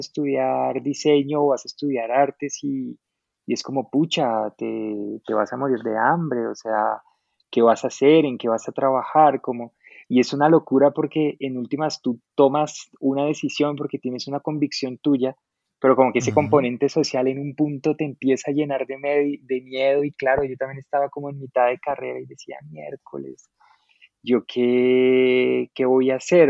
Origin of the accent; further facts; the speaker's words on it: Suatá, Boyacá, Colombia; moved away as an adult; also born or lived in Bogotá; yo soy, bueno, colombiano, yo soy de un municipio, em, pues soy oriundo, como decimos acá, yo, yo nací en un municipio muy muy pequeño de Boyacá em, que se llama Suatá